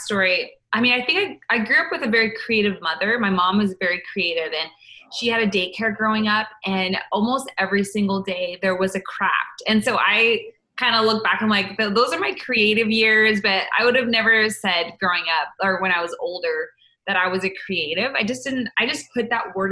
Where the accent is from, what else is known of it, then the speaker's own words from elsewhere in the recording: Canada; moved away as an adult; now in United States; I was waiting for my green card, because I'm from Canada